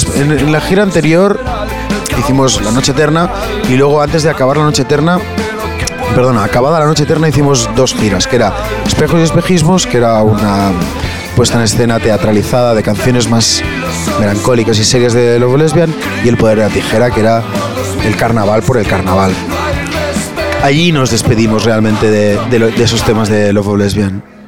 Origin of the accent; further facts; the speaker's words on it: Barcelona, Catalonia, Spain; tú mismo como propio barcelonés